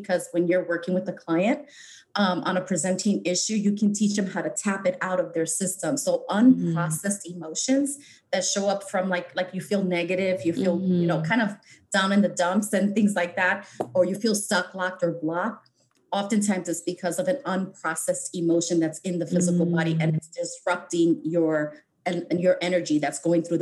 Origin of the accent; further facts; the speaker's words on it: New York City, New York, United States; moved away as an adult; also born or lived in Bronx, New York; now in Los Angeles, United States; I grew up in New York City in the Lower East Side at Rutgers Community Projects